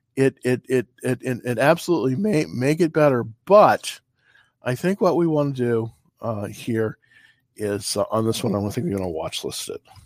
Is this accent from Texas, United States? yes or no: no; California, United States; moved away; I'm originally from California